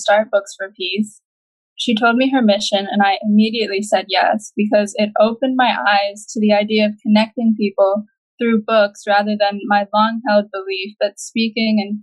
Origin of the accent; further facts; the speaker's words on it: Saint Croix, U.S. Virgin Islands; I am from St. Croix in the U.S. Virgin Islands as well